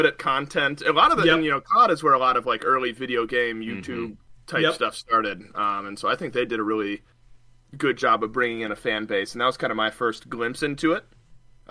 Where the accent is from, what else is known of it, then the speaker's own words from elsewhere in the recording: Georgia, United States; also born or lived in Ohio / Louisiana; I was born in Ohio, but I only lived there until I was like 5. And then for kindergarten, my family and I moved to Louisiana before living in Georgia for the rest of time.